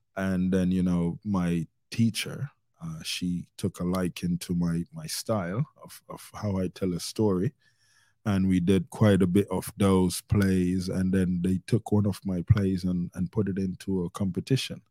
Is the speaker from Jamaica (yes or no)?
yes; Jamaica; I was born in Jamaica